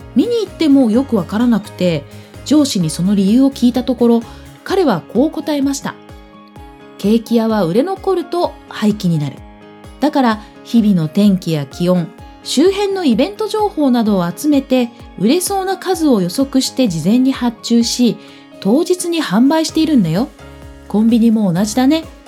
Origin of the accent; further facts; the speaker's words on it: Ehime, Japan; now in Tokyo, Japan; 千九百七十九年五月、愛媛県生まれですが、現在は東京拠点に全国で活動しています。